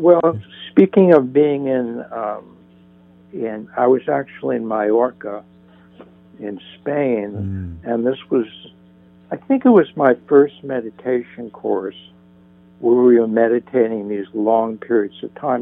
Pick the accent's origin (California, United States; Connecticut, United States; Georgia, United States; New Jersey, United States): New Jersey, United States; northern; now in Santa Monica, United States; I grew up in New Jersey